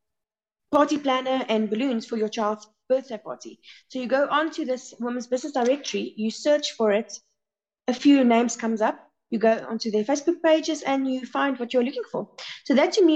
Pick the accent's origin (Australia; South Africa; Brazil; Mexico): South Africa; we are only South African women